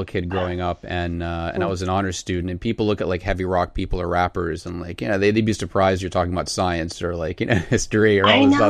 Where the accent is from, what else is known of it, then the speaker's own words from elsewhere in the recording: Boston, Massachusetts, United States; So I grew up outside of Boston, and I it's the center of Puritanism in America.